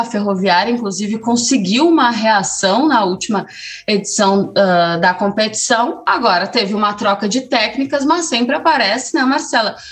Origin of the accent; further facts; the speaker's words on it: Brazil; a gente, falando como brasileiros